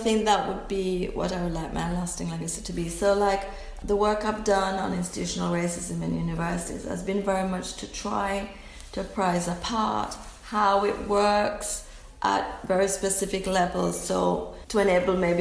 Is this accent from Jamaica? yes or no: yes; Jamaica; I'm Jamaican.